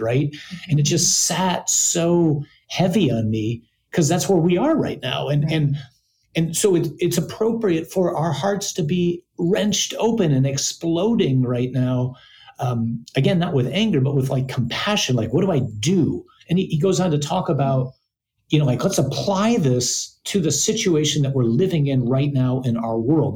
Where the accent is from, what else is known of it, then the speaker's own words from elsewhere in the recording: United States; as an American or maybe as an American man